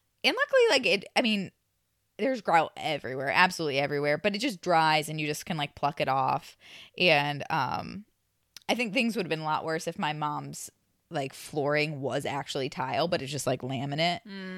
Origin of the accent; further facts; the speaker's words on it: Midwest, United States; I'm from the Midwest. I really enjoy a bargain, you know?